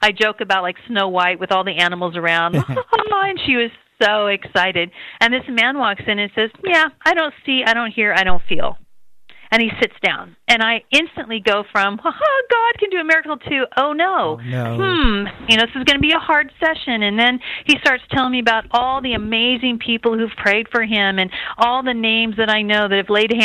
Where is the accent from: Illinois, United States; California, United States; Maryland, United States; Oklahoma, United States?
California, United States; Redding; I'm from Redding, California, my husband